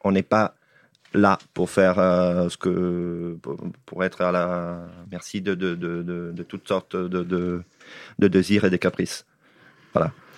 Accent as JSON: {"language": "French", "region": "northern Italy", "country": "Italy", "tie": "born or raised there", "moved": "yes", "said": "je viens de moitié d'Italie du Nord, moitié d'Italie du Sud, donc je viens aussi de l'Italie, mais j'ai grandi dans l'Italie du Bas, enfin, dans l'Italie du Nord"}